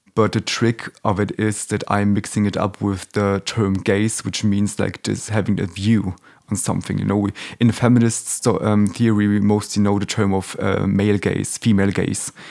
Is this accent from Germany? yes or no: yes; Germany; also born or lived in Warsaw, Poland; I grew up here in Germany